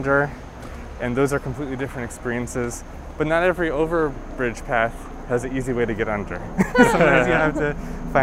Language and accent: English; Long Island, New York, United States; now in Brooklyn, United States; We grew up on Long Island, so it wasn't far